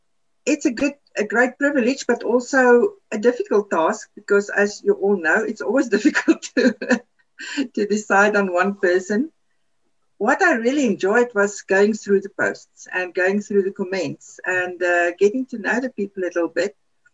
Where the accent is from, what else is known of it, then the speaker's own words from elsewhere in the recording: South Africa; first language Afrikaans; English is a second language; something that came to my mind is a good Afrikaans word. That's now my mother tongue, is Afrikaans.